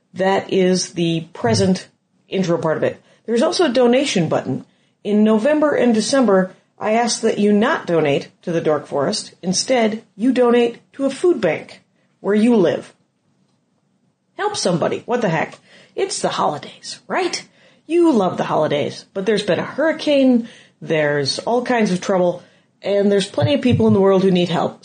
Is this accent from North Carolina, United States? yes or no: no; Wisconsin, United States; moved away; I'm from Wisconsin originally